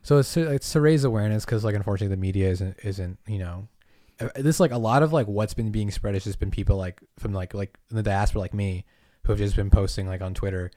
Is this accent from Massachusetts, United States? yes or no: yes; Massachusetts, United States; moved away; I was born on an island, grew up in Massachusetts.